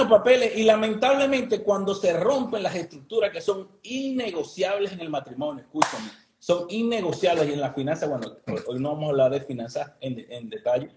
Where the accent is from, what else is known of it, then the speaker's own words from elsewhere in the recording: Venezuela; now in Miami, United States; nosotros somos Venezuela, vienen de Venezuela